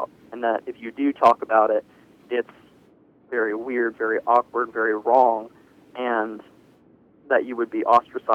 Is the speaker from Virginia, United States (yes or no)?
yes; Virginia Beach, Virginia, United States; I'm 19, and I grew up here in Virginia Beach